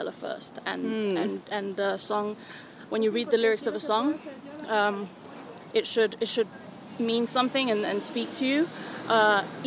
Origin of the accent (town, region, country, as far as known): Canary Islands, Spain; first language Spanish; English is a second language; moved away as an adult